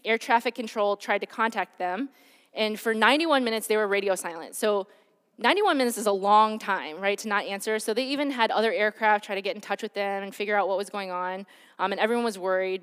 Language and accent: English; Detroit, Michigan, United States; I grew up in Michigan, um, and in Detroit, at the time when I was growing up